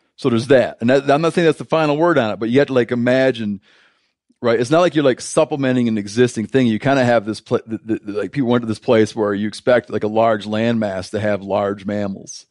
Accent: United States; I'm, I'm deeply American

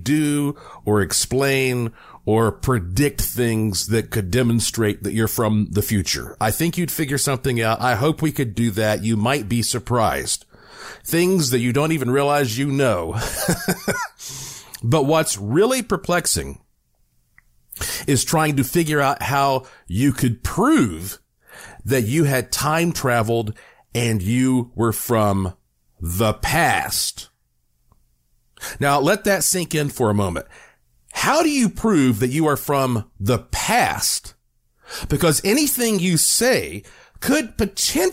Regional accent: North Carolina, United States; now in Las Vegas, United States; I'm from North Carolina

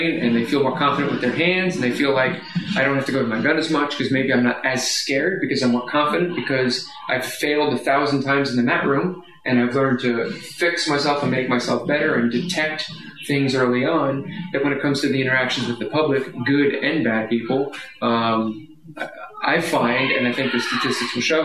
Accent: Sussex County, New Jersey, United States; moved away as an adult; also born or lived in Washington, D.C.; I came from Sussex County, New Jersey. There was no crime. And then I went to Washington, D.C.

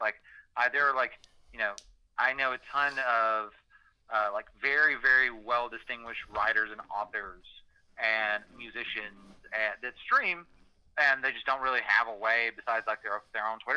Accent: Alabama, United States; I grew up in Alabama

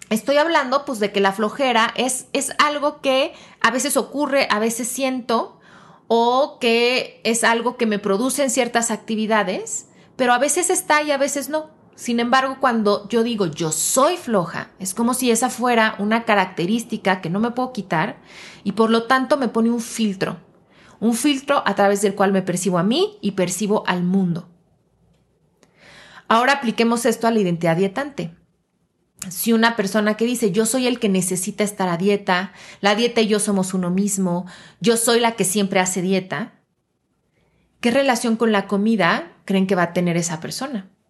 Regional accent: Mexico; que parte de mi identidad sea, por ejemplo, mi nacionalidad y que yo me autodefina como yo soy mexicana.

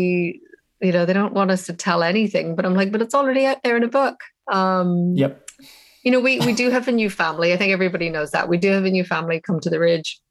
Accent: Ireland; as an Irish person, you know, the tragedy of what happened in my country

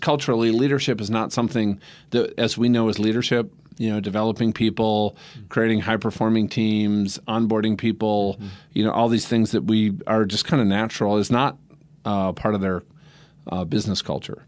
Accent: Minnesota, United States; now in Denver, United States; I'm from Minnesota

